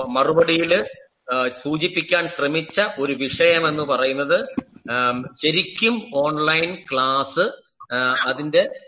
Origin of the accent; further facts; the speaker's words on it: Neyyattinkara, Kerala, India; ഞാൻ എന്റെ സ്വദേശം നെയ്യാറ്റിങ്കരയാണ്